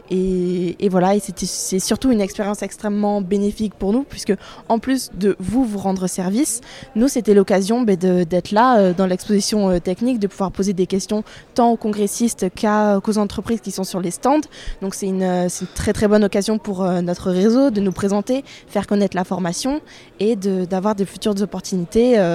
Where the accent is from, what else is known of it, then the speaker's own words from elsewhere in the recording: Bordeaux, Nouvelle-Aquitaine, France; also born or lived in Seville, Spain; je suis bordelaise et actuellement en première année de master instrumentation nucléaire, toujours à Bordeaux.